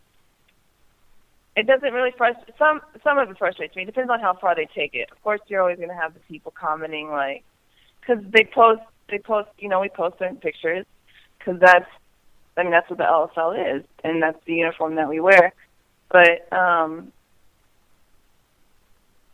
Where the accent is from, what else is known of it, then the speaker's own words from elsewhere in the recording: Indiana, United States; moved away; I'm from Indiana, so I try to get home as often as I can